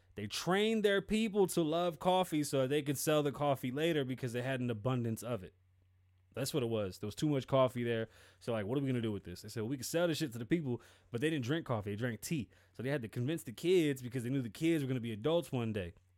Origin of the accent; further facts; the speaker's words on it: Nevada, United States; I'm from Nevada.